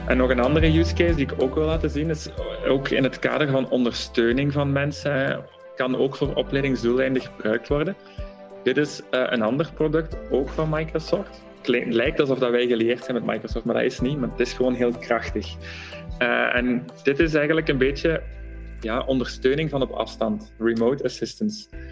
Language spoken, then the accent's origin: Dutch; Flanders, Belgium; wij zijn heel bescheiden als Vlamingen